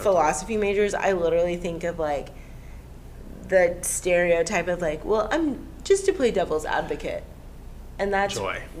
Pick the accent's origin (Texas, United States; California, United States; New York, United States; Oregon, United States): Texas, United States; I'm from Texas.